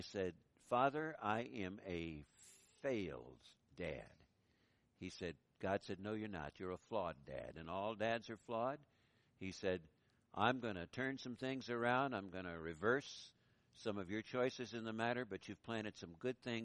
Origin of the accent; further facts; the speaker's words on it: Boise, Idaho, United States; I was ministering in Boise, in my hometown